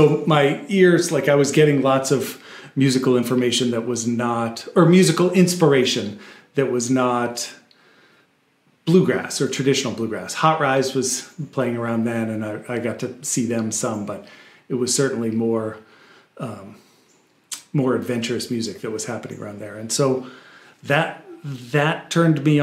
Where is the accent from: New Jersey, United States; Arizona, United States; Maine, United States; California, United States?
Maine, United States; moved away as an adult; also born or lived in Texas / Boulder, Colorado; I was born in Texas and grew up in Maine, and or mostly in Maine